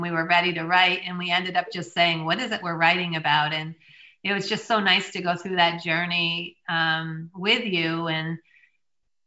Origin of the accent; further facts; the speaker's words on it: the North, United States; I'm from the North